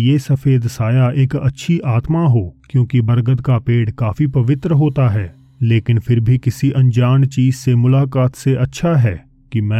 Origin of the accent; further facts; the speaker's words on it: Uttar Pradesh, India; और मैं उत्तर प्रदेश का रहने वाला हूँ